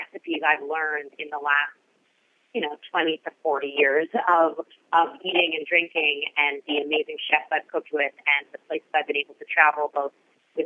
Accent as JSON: {"language": "English", "town": "Toronto", "region": "Ontario", "country": "Canada", "tie": "born or raised there", "moved": "yes", "lives_now": "United States", "said": "I was born in Toronto, Canada"}